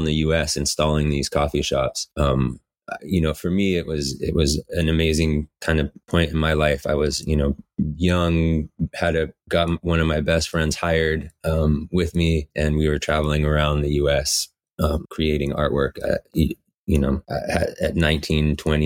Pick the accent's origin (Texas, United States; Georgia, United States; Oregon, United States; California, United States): Oregon, United States; Medford; moved away as an adult; also born or lived in Cape Cod, Massachusetts; now in Portland, United States; And then we moved back to Southern Oregon, and I lived in Medford, Ashland area until Nisha and I were about 20-ish